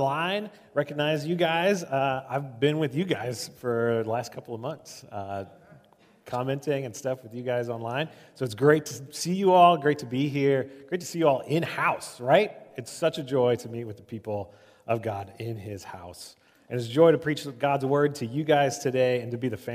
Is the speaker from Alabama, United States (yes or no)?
no; Omaha, Nebraska, United States; I grew up in Omaha.